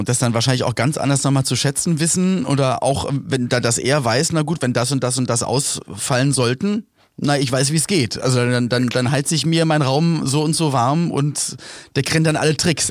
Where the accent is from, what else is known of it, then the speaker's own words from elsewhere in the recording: Berlin, Germany; bei uns in Berlin-Spandau, wo ich aufgewachsen bin